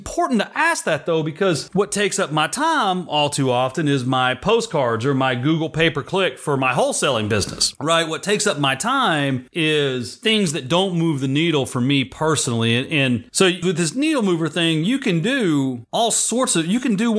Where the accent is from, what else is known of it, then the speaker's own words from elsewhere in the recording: Rockwall, Texas, United States; Rockwall, Texas, my hometown